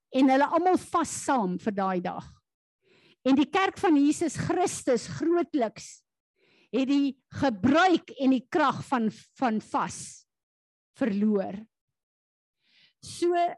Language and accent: Afrikaans; South Africa; as Suid-Afrikaners